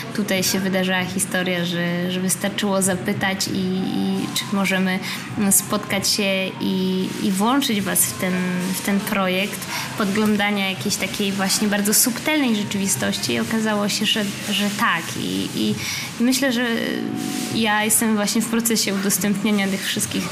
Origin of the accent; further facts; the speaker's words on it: Gdańsk, Pomeranian Voivodeship, Poland; moved away as an adult; also born or lived in Berlin / Warsaw; moim rodzinnym miastem Gdańsk, potem Warszawą.